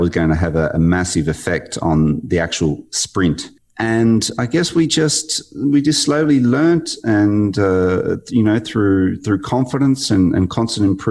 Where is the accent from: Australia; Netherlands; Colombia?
Australia; being an athlete from Australia, growing up in the Australian Institute of Sport environment